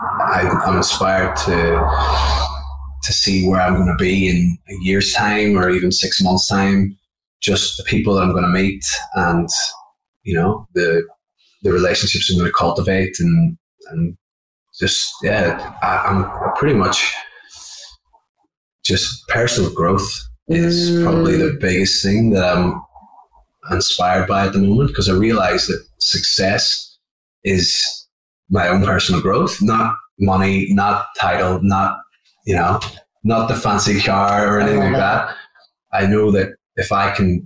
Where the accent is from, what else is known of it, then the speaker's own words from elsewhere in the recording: Derry, Northern Ireland, United Kingdom; moved away as an adult; now in Australia; I grew up in Derry City in the northwest of Ireland